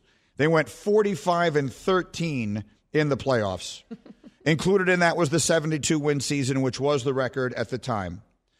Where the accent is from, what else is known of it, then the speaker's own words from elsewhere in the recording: New York City, New York, United States; growing up in New York City as I did